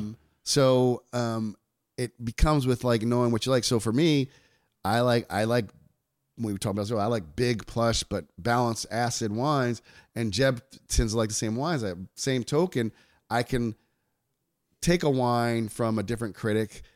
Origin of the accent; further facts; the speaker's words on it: New York, United States; I'm from New York